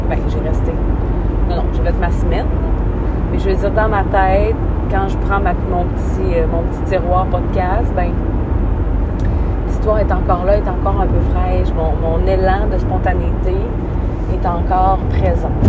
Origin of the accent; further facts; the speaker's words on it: Roberval, Quebec, Canada; mourir probablement à Robertval. Robertval était ma ville natale. J'allais grandir, faire ma vie là, avoir mes enfants là.